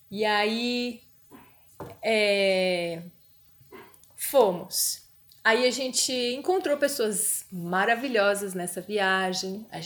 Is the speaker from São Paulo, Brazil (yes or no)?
yes; São Paulo, Brazil; moved away as an adult; now in Florianópolis, Brazil; a gente é de São Paulo